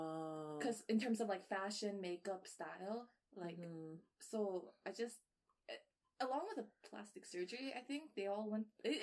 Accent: Vancouver, British Columbia, Canada; I was born and raised in Vancouver

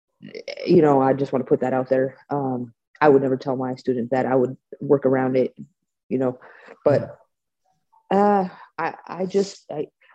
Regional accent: Bay Area, California, United States; I'm from the Bay Area, so Silicon Valley.

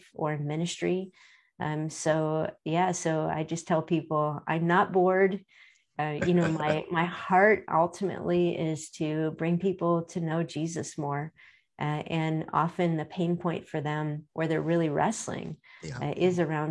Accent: Akron, Ohio, United States; I was born and raised right here in Akron, Ohio

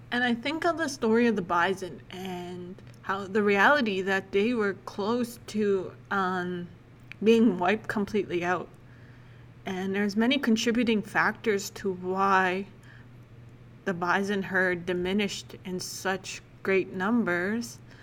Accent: Lac La Biche, Alberta, Canada; also born or lived in Saskatchewan; I spent most of my life growing up in Biche, Alberta

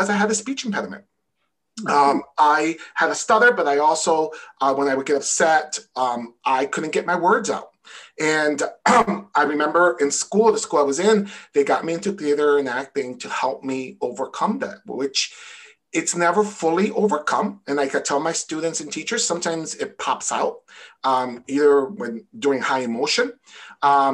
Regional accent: New York City, New York, United States; also born or lived in Connecticut; now in Massachusetts, United States; I'm from New York City

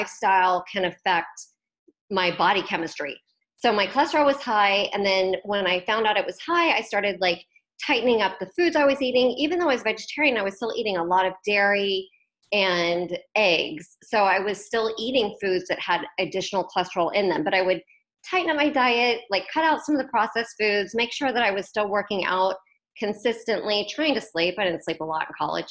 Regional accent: Wichita, Kansas, United States; I grew up in Wichita, Kansas

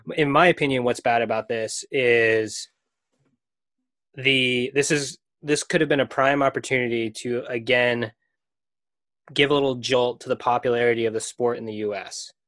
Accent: Maine, United States; I grew up in Maine.

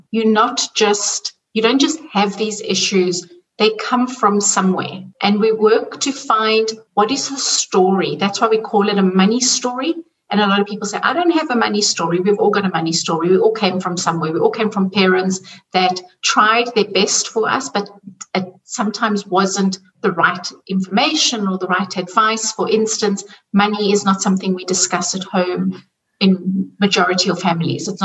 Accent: South Africa; now in Zurich, Switzerland; I'm originally from South Africa, and you can hear by the accent, and I'm living in Zurich in Switzerland.

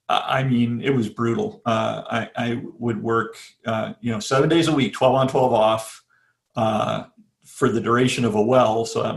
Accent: New York, United States; also born or lived in New England; I grew up in the northeast part of the United States, New York State and New England.

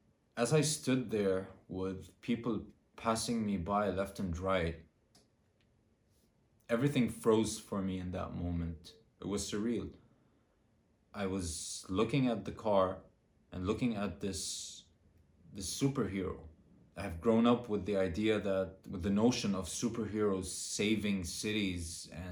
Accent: Beirut, Beirut Governorate, Lebanon; now in Turkey; I am from Beirut, Lebanon, and I have recently relocated to Turkey.

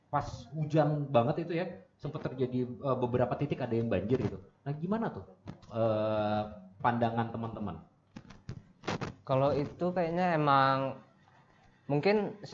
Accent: Ambon, Maluku, Indonesia; Saya dari Ambon.

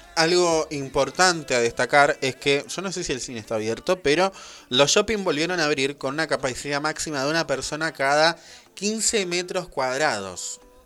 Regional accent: Buenos Aires Province, Argentina; nosotros por ser de Buenos Aires

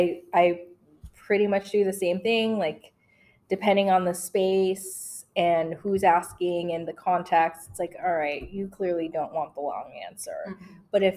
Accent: Italy; also born or lived in Philippines; So mine was, I was born in the Philippines. I'm an American national. And I spent my formative years in Italy.

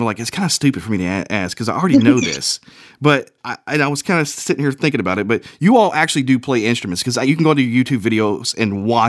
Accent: Kentucky, United States; being from Kentucky

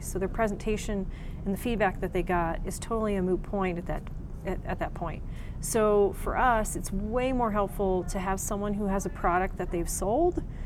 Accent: Texas, United States; also born or lived in Pennsylvania; now in New Mexico, United States; I was born here, but we only lived here like six months. And then my parents moved me to Texas. So everybody's like, oh, Texas, I'm sure. Um, but yeah, I grew up in Texas and then I lived in Pennsylvania for 18 years.

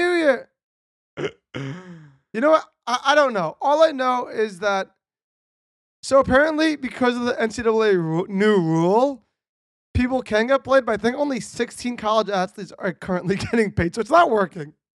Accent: Connecticut, United States; I'm from Connecticut

